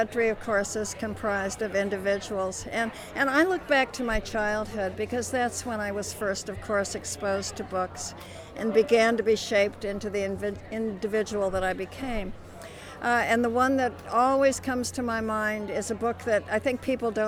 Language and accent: English; Chicago, Illinois, United States; I grew up in Chicago, and I'm a Chicago public school teacher